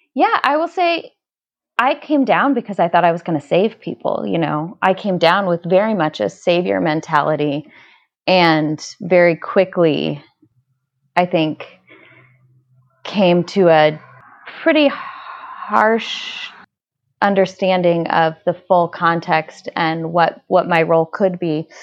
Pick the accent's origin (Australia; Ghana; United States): United States; Indianapolis, Indiana; born or raised there